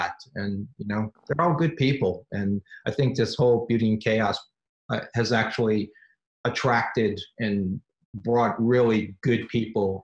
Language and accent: English; New Orleans, Louisiana, United States; now in Los Angeles, United States; I grew up in New Orleans